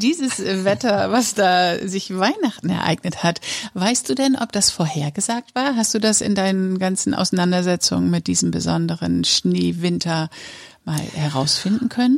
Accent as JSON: {"language": "German", "town": "Papenburg", "region": "Lower Saxony", "country": "Germany", "tie": "born or raised there", "said": "im Norden Niedersachsens, in Papenburg, wo ich aufgewachsen bin"}